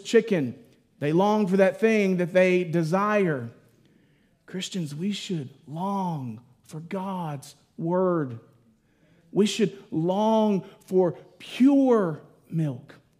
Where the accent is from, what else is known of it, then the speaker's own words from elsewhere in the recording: Mississippi, United States; now in West Texas, United States; I grew up in Mississippi